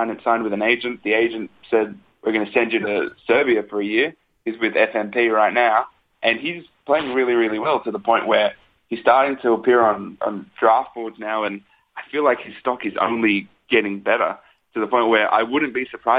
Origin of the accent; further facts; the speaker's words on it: Sydney, New South Wales, Australia; I'm from Sydney